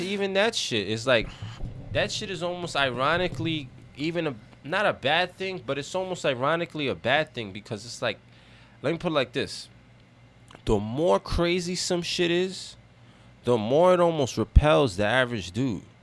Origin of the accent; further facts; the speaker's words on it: United States; I grew up in America